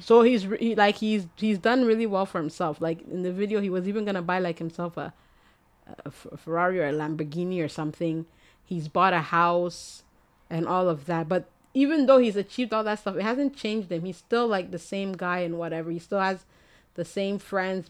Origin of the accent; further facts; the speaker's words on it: Ghana; I'm Ghanaian